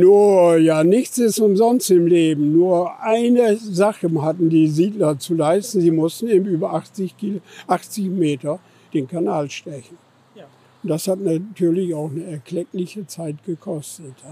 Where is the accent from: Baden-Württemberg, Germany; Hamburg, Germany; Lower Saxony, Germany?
Lower Saxony, Germany; Husbäke Moor; das Husbecker Moor, das ist übrigens meine Heimat